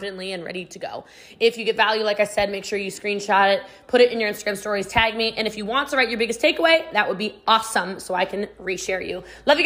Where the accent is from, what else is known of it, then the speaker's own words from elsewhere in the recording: Middletown, Maryland, United States; moved away as an adult; now in Texas, United States; I was just a little too much for a small country town in Middletown, Maryland.